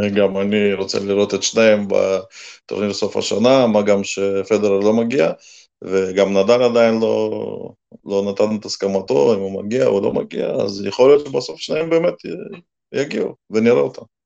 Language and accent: Hebrew; Russia; now in Israel; אני עוד זוכר מה, מהילדות, שגדלנו שם